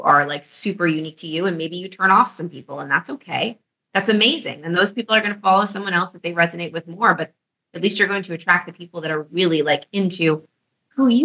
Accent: New York City, New York, United States; moved away as an adult; now in Florida, United States; I'm from New York

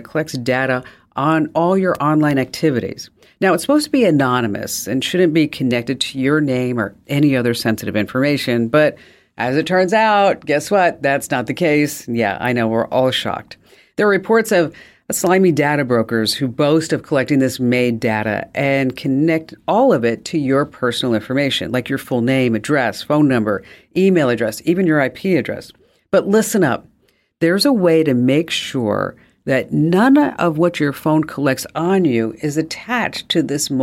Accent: New Jersey, United States; I'm from New Jersey.

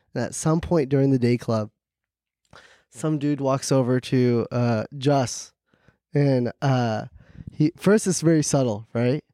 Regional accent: Hackensack, New Jersey, United States; I was born in Jersey

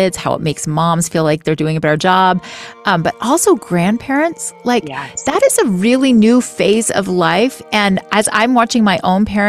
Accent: Florida, United States; I grew up in Florida, and so we were outside all of the time.

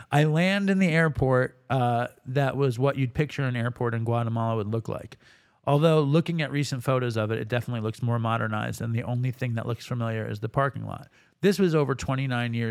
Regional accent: Baltimore, Maryland, United States; I'm from Baltimore, and a big part of my addiction is the actual copping.

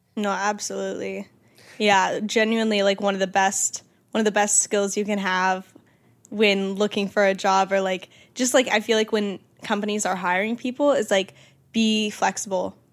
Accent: Georgia, United States; moved away; my hometown friends

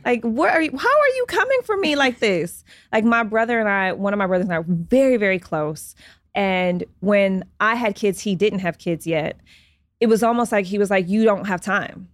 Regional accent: Detroit, Michigan, United States; now in Los Angeles, United States; I was raised in Detroit.

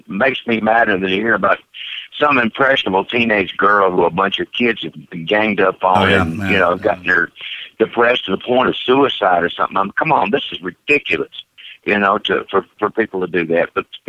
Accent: North Carolina, United States; also born or lived in Wilmington, North Carolina / Georgia; Born in Wilmington, North Carolina, and I grew up all over the South, all over North and South Carolina and Georgia.

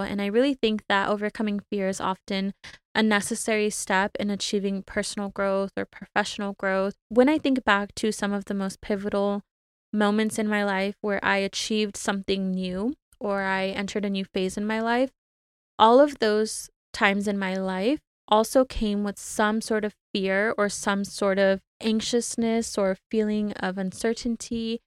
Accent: California, United States; now in Arizona, United States; back home to California, my home state, just for a day or so to visit my family in Southern California

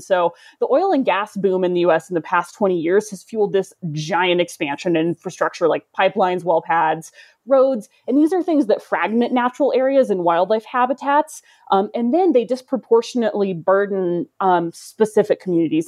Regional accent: the South, United States; now in Colorado, United States; I'm from the South, and so that's part of my history

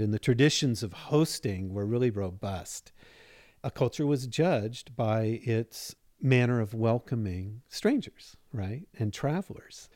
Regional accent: Seattle, Washington, United States; also born or lived in Chapel Hill, North Carolina; now in Spokane, United States; I'm originally from Seattle

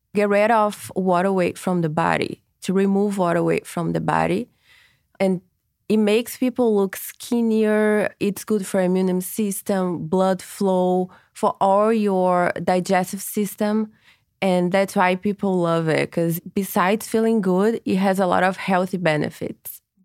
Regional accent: Brazil; now in Los Angeles, United States; I am from Brazil, and I brought to LA a Brazilian technique

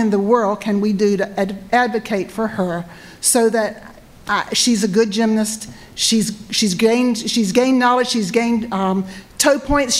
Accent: North Carolina, United States; I'm from Eastern North Carolina. Drove 6 hours here today to get here.

